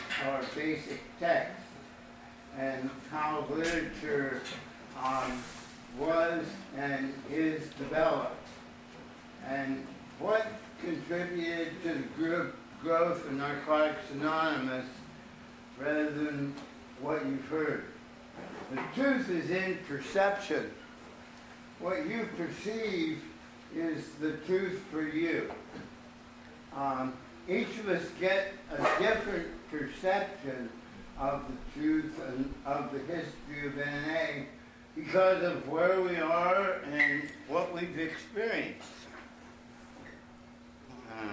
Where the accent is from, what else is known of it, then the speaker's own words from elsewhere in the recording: Ohio, United States; I'm from Ohio